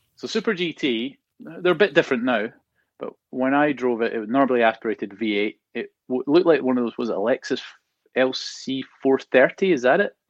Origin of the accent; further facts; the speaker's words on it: Scotland, United Kingdom; moved away; growing up in Scotland